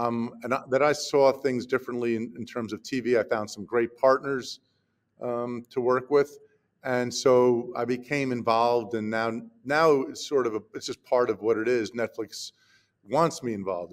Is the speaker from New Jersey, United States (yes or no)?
yes; New Jersey, United States; my hometown in new jersey